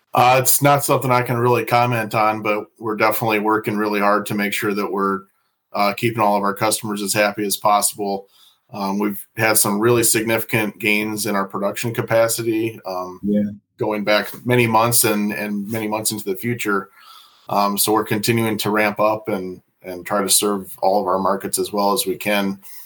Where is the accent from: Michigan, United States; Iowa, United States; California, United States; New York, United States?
Iowa, United States; moved away as an adult; now in Fond du Lac, United States; I'm originally from Iowa, so I didn't grow up around here